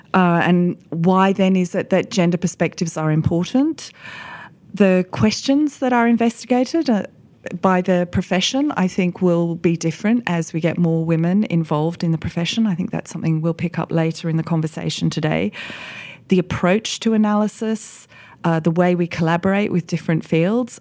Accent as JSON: {"language": "English", "country": "Australia", "tie": "born or raised there", "moved": "as an adult", "lives_now": "United Kingdom", "said": "I've built my career as an economist here in the U K, but I grew up in Australia."}